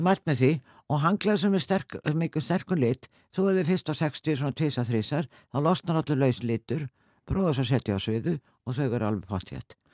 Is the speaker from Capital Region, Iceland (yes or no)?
no; Selfoss, Southern Region, Iceland; ég, náttúrulega frá Selfos